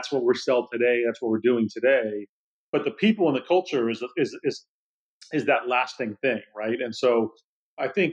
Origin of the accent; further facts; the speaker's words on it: Silicon Valley, California, United States; also born or lived in Boston; growing up in the Silicon Valley